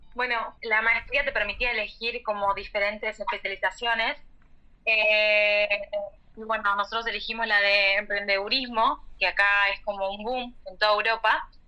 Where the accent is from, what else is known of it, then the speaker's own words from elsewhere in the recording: Argentina; moved away as an adult; now in Montpellier, France; como buenos argentinos